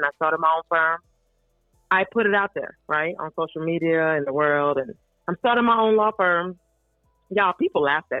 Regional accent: Texas, United States; born or raised there

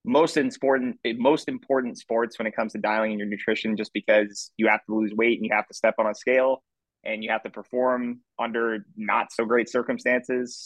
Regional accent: Erie, Pennsylvania, United States; grew up in Erie, Pennsylvania. First and foremost, I w moved around a lot when I was a little kid, but mostly grew up in Pennsylvania. We moved there

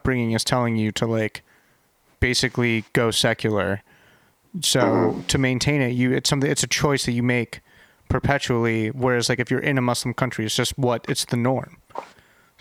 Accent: Colorado, United States; now in Portland, United States; growing up in Colorado as well

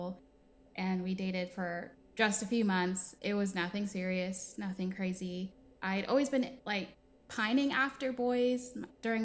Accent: Connecticut, United States; now in the South, United States; I'm from the East Coast. I was raised in Connecticut, in a really little town

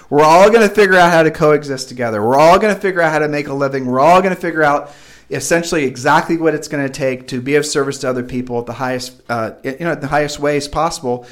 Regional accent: Texas, United States; moved away as an adult; we're from Texas prior to living here

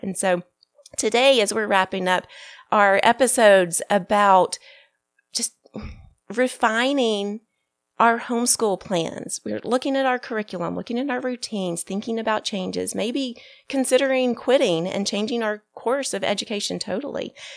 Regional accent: Birmingham, Alabama, United States; my hometown of Birmingham, Alabama.

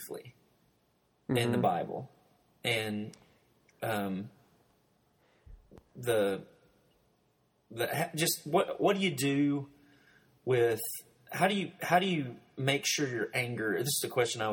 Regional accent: Arkansas, United States; growing up beneath the poverty line in Arkansas

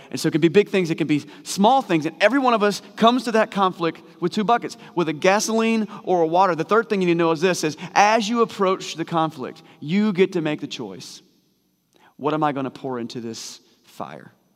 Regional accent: United States; We're gun toting Americans.

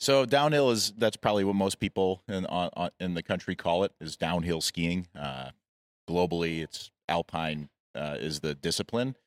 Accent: Michigan, United States; moved away as an adult; now in Utah, United States; I grew up in Michigan and moved to Utah to be near the mountains, uh, in my early twenties

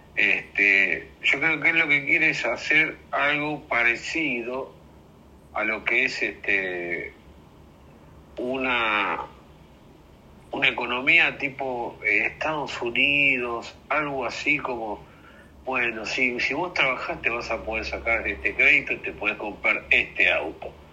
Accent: Lanús, Buenos Aires Province, Argentina; De Lanús, de Lanús Este

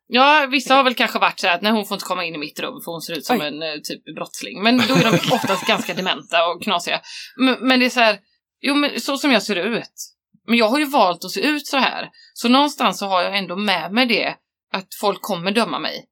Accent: Varberg, Halland County, Sweden; jag växte upp där

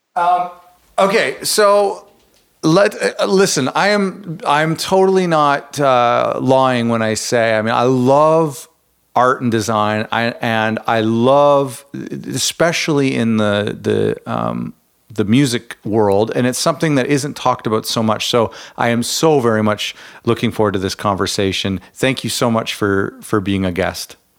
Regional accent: Toronto, Ontario, Canada; I'm from Ontario, Canada, Toronto area

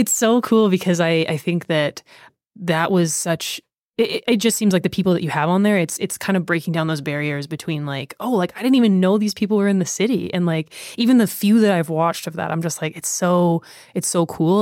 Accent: near Lethbridge, Alberta, Canada; somebody that has lived in Canada, in close to Leth, like, Lethbridge most of my life

